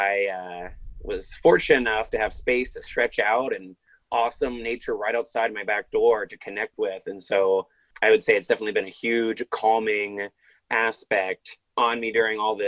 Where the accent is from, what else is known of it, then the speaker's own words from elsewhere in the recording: Ohio, United States; I was raised in the Christian church here in the United States in Ohio. So my whole life here in Ohio